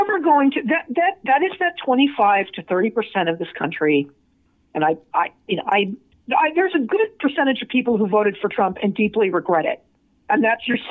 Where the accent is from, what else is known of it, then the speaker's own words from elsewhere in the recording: Las Vegas, Nevada, United States; I'm from Vegas